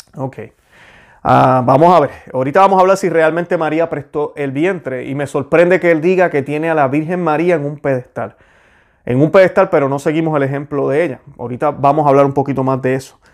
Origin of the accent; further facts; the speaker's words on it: Puerto Rico; moved away as an adult; now in Florida, United States; yo soy puertorriqueño, soy boricua. Yo nací en Puerto Rico, orgullosamente lo estoy. Eh, me mudé aquí en la Florida en el 2003.